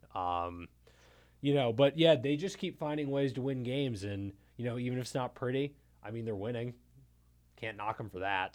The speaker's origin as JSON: {"language": "English", "area": "Montgomery County", "region": "Maryland", "country": "United States", "said": "I'm from Montgomery County"}